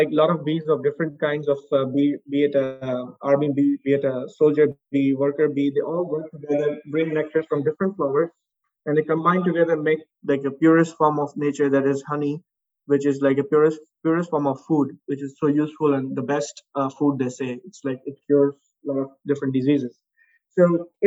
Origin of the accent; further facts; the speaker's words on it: Pakistan; moved away as an adult; also born or lived in United States; now in Dubai, United Arab Emirates; in Pakistan, in my home country.